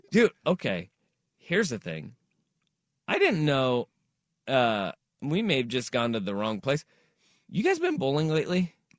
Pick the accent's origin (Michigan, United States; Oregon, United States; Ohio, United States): Oregon, United States; Portland; we are from Portland